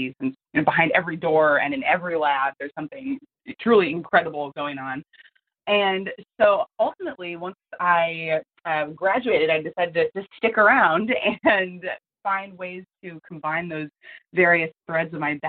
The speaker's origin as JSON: {"language": "English", "region": "outside New York City", "country": "United States", "tie": "born or raised there", "said": "I grew up outside New York City, where a lot of the people in my town were commuting into New York"}